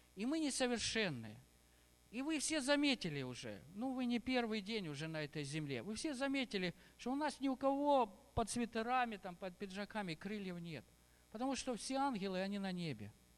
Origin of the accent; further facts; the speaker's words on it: Ukraine; Я тоже здесь родился, в Украине